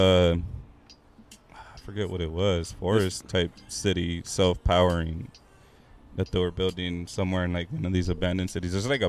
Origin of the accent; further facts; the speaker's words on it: California, United States; moved away; I'm from Cali, the city, right by the beach.